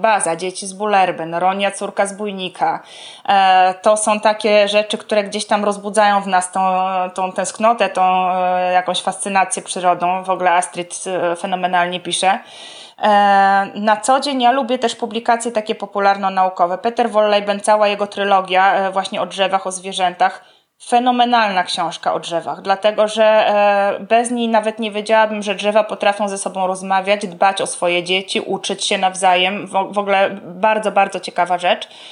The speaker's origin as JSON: {"language": "Polish", "region": "Podlaskie Voivodeship", "country": "Poland", "said": "obie jesteśmy z Podlasia"}